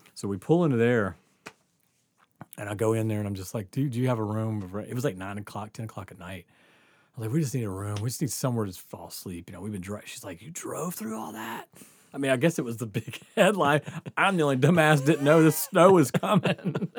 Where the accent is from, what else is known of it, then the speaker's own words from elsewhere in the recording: Mississippi, United States; moved away; we grew up in Mississippi